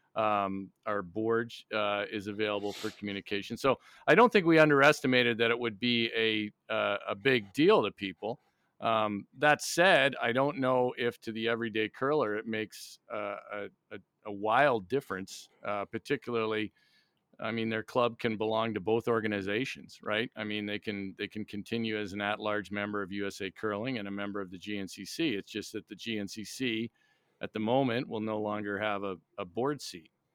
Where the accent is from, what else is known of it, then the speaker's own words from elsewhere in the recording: Niagara Falls, Ontario, Canada; moved away as an adult; also born or lived in North Vancouver, British Columbia / Montreal; now in United States; I was born in, in, uh, North Vancouver in, in British Columbia, but I grew up in Niagara Falls, Ontario, right on the border